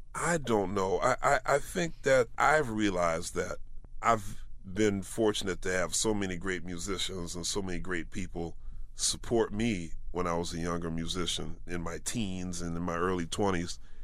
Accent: Philadelphia, Pennsylvania, United States; growing up in Philadelphia

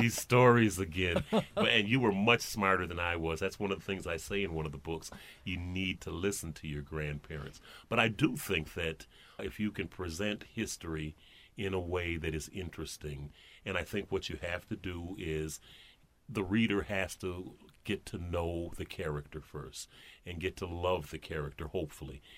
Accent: Flint, Michigan, United States; now in Detroit, United States; when I grew up in Flint

